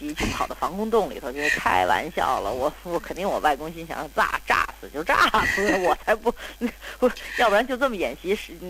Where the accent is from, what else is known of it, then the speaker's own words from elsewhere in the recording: Beijing, China; moved away; also born or lived in United States / New York; 就跟咱们北京人给一大碗茶一样